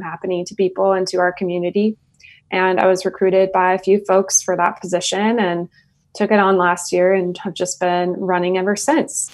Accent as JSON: {"language": "English", "town": "Middleton", "region": "Idaho", "country": "United States", "tie": "born or raised there", "said": "I grew up in Middleton, Idaho"}